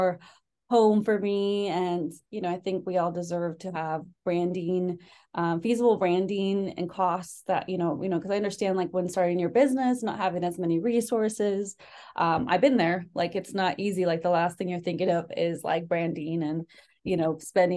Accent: San Luis Obispo, California, United States; also born or lived in Mexico City, Mexico; I grew up in San Luis Obispo, California

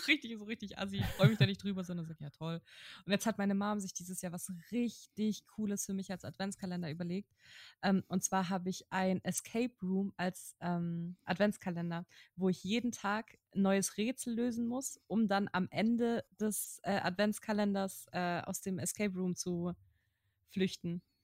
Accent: Kiel, Schleswig-Holstein, Germany; moved away; Mettenhof, ohne Scheiß, da wo ich aufgewachsen bin

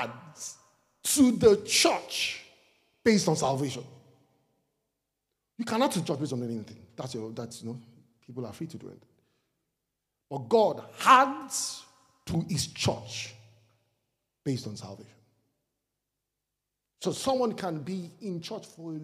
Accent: Nigeria; I am Nigerian because I come from Nigeria.

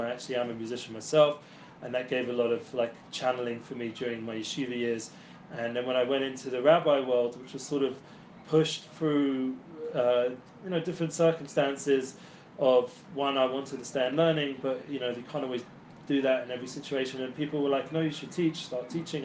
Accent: London, United Kingdom; moved away as an adult; now in Israel; I come originally from London, North London. West London

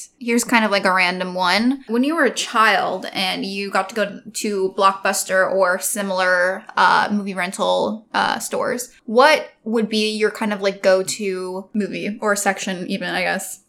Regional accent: Alberta, Canada; I think it's, like, residual trauma from growing up in Alberta.

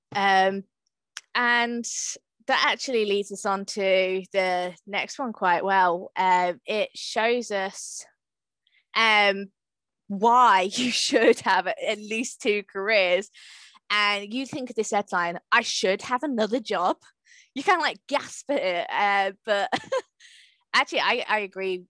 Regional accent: Hatfield, East of England, United Kingdom; I'm from Hatfield

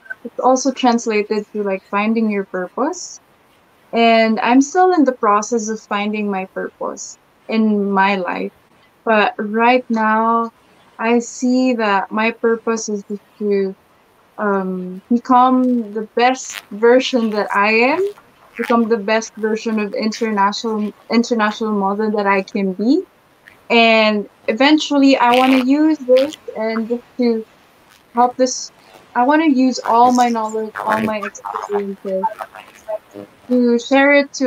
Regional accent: Philippines; our beauty as a Filipina. So yeah, I just want to represent the Philippines well internationally, and I want to give back to the country

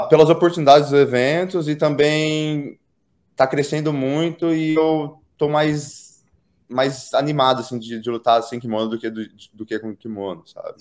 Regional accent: Pederneiras, São Paulo, Brazil; moved away as an adult; also born or lived in United States; eu nasci e eu nasci fui criado na cidade de Pederneiras. É uma cidade no interior de São Paulo

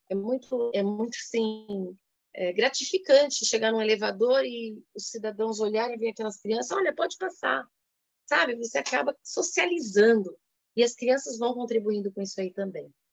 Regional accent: São Paulo, Brazil; Sou paulistana

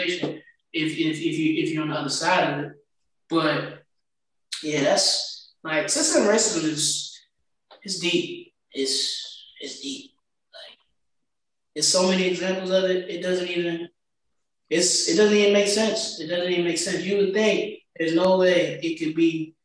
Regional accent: Farmville, Virginia, United States; my hometown

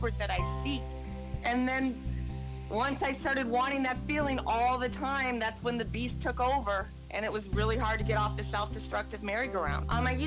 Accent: Lake Forest, Illinois, United States; I was born and raised in Lake Forest, Illinois

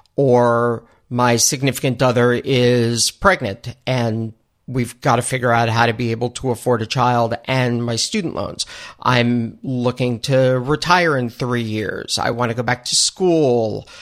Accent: New York, United States; also born or lived in Buffalo; I am born and raised in New York

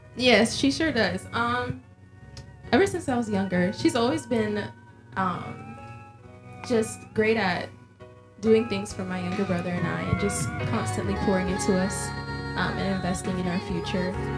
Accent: Florida, United States; I was born and raised in Florida but both of my parents immigrated to the United States from Jamaica

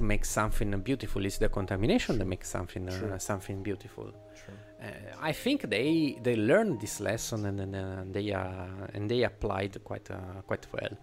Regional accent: Italy; accent: Italian; English is a second language; my Italian accent is already strong

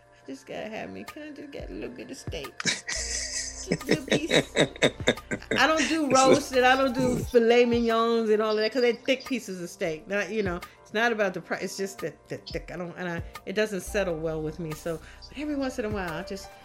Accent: New York, United States; I'm a New Yorker.

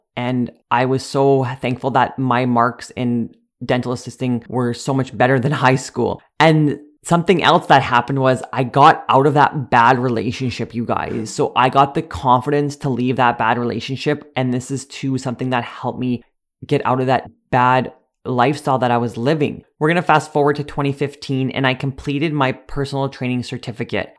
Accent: Sedley, Saskatchewan, Canada; I grew up in Sedley, a small village

